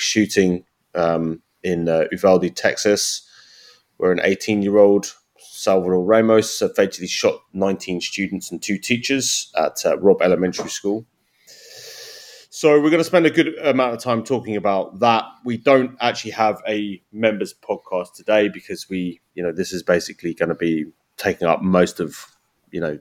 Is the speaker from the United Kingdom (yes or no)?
yes; United Kingdom; now in United States; as a Brit